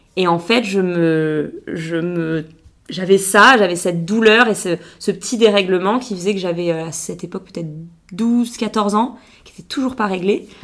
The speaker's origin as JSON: {"language": "French", "town": "Biarritz", "region": "Nouvelle-Aquitaine", "country": "France", "tie": "born or raised there", "moved": "as an adult"}